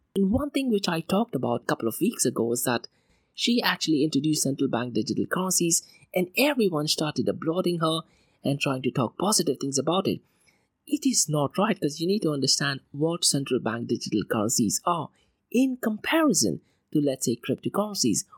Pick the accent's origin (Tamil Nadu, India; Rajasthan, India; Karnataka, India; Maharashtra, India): Maharashtra, India; Mumbai; I grew up in Mumbai